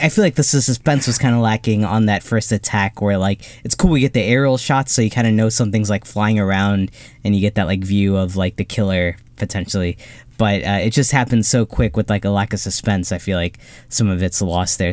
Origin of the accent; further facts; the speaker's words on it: Ohio, United States; growing up in Ohio